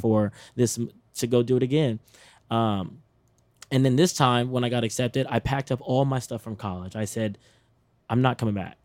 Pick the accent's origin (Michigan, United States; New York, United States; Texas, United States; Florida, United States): Texas, United States; I'm from Texas